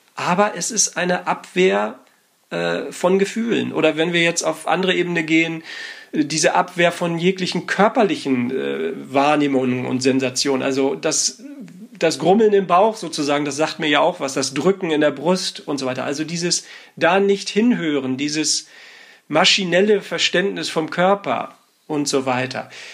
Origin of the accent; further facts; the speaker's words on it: Northern Germany, Germany; ich bin aus Norddeutschland, da sagt man einfach nur mm